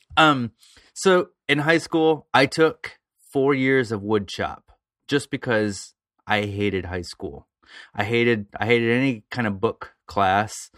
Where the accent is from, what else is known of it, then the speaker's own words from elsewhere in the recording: around Toledo, Ohio, United States; other small towns around Toledo, Fremont, Ohio, Elmore, Ohio